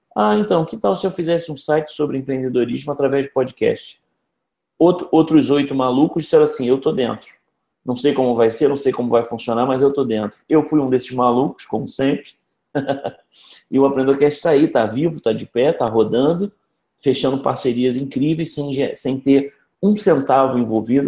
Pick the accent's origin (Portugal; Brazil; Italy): Brazil; Rio de Janeiro; eu sou carioca, eu tenho trinta e seis anos